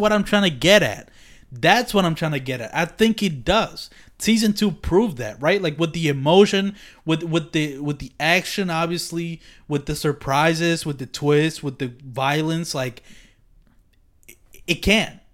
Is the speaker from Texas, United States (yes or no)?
no; Philadelphia, Pennsylvania, United States; I'm from Philadelphia